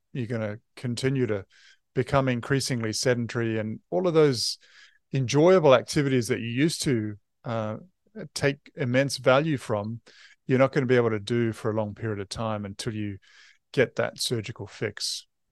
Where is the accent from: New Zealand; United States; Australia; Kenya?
New Zealand